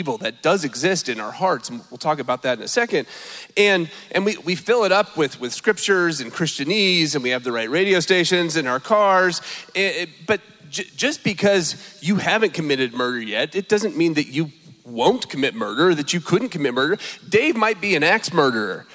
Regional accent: California, United States; moved away; I'm from California

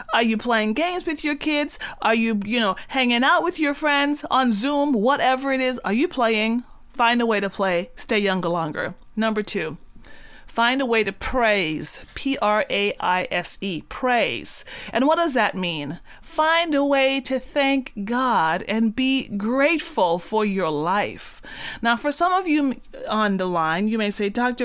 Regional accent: Cat Island, Bahamas; moved away; I'm from the Bahamas, and so I was born on a very small island, um, bought, bought up a, on a very small island in the Bahamas called Cat Island

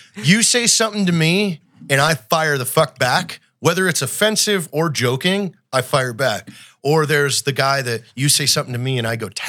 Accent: Washington, United States; I grew up in Washington State.

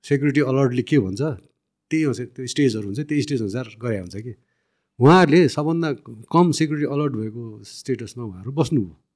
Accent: Dang, Lumbini Province, Nepal; अब दाङ मेरो घर पनि हो पुर्ख्यौली घर

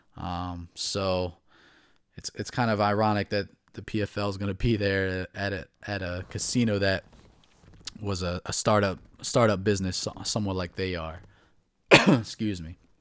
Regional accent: New Jersey, United States; moved away as an adult; now in Baltimore, United States; I'm from New Jersey. I moved to Baltimore, the Baltimore area, about four years ago

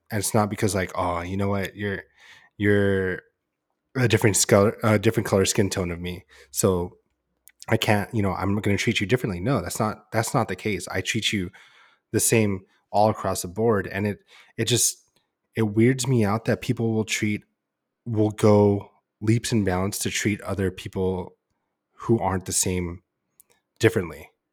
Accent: San Diego, California, United States; we lived and grew up in San Diego

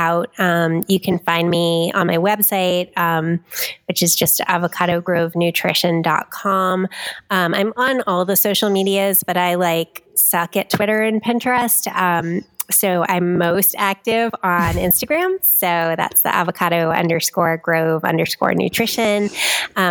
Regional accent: New York, United States; now in New Hampshire, United States; I am still a New Yorker at heart.

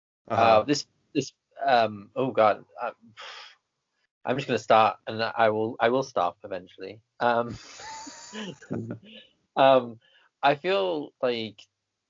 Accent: England, United Kingdom; being English or British, I hate being either of them

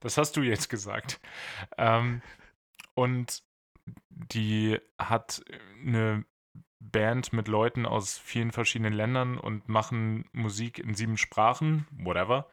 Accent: Bad Pyrmont, Lower Saxony, Germany; moved away; Leute aus Bad Pyrmont sind erstaunlich viel in den News, also da, wo ich herkomme

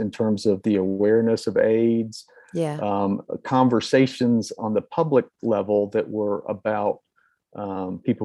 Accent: Durham, North Carolina, United States; I grew up in North Carolina, a very normal home

